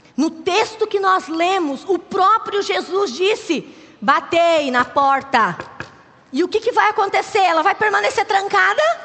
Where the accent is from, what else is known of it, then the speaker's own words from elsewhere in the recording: Curitiba, Paraná, Brazil; moved away as an adult; also born or lived in Acre; nós somos de Curitiba, somos curitibanos